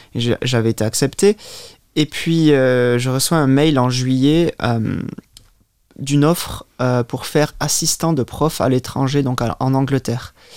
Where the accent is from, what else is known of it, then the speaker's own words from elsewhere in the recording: Biarritz, Nouvelle-Aquitaine, France; first language French; moved away as an adult; also born or lived in England; now in Luxembourg; je suis né euh, au Pays Basque, donc à Biarritz. je me considère moi-même d'ailleurs basque avant, avant français